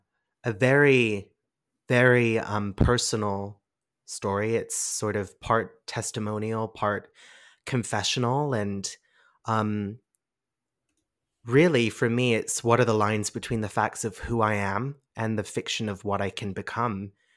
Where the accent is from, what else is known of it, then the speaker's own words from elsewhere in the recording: England, United Kingdom; being English, yeah, my accent's a bit funny and all over the place.